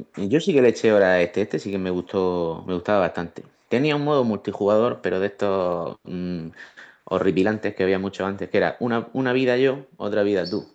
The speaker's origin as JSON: {"language": "Spanish", "region": "Region of Murcia", "country": "Spain", "said": "que soy de Murcia"}